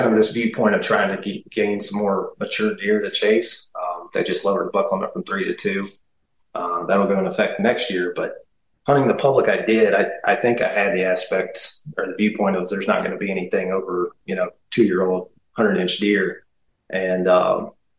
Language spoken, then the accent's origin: English; West Virginia, United States; now in Ohio, United States; I grew up in West Virginia, started hunting there